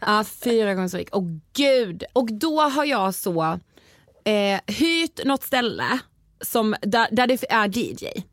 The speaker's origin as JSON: {"language": "Swedish", "town": "Karlshamn", "region": "Blekinge", "country": "Sweden", "tie": "born or raised there", "moved": "yes", "said": "i min så hemstad, alltså, jag är från Karlshamn som mm. sagt i Blekinge"}